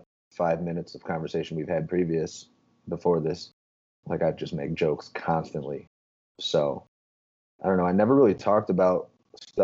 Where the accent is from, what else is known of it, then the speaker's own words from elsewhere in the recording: Tinley Park, Illinois, United States; I grew up in Tinley Park, just south of the city.